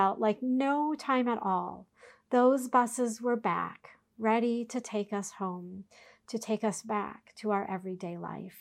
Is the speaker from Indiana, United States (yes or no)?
no; Minneapolis–Saint Paul, Minnesota, United States; The congregation I grew up in the Twin Cities owned their own camp